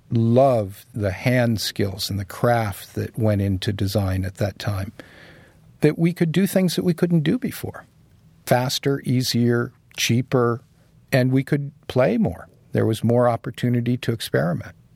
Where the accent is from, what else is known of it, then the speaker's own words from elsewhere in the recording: San Diego, California, United States; moved away as an adult; now in New York City, United States; I grew up in San Diego